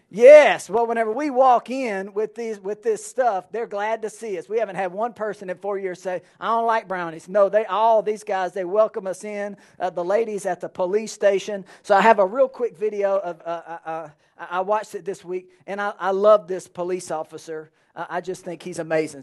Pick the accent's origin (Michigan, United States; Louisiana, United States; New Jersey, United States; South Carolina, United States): Louisiana, United States; Alexandria; now in Lake Charles, United States; I grew up in Alexandria